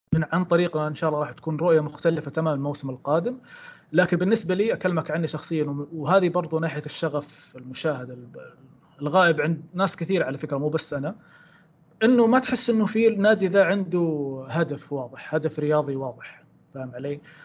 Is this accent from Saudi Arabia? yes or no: yes; Saudi Arabia; نتكلم كسعوديين